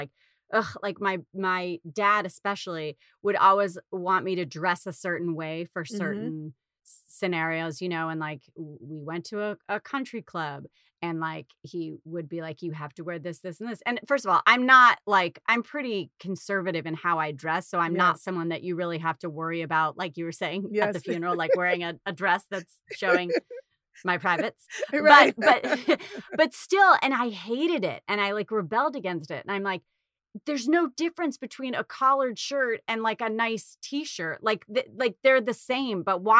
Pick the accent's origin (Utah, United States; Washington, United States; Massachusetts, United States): Massachusetts, United States; Boston; I just assumed growing up in Boston, people like mother, father, Rockefeller, you know, whatever, you know.